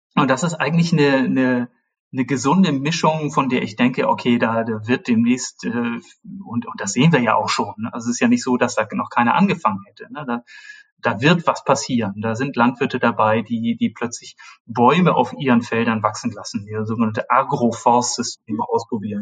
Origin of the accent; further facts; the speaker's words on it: Germany; ich bin in der Nähe Hamburgs aufgewachsen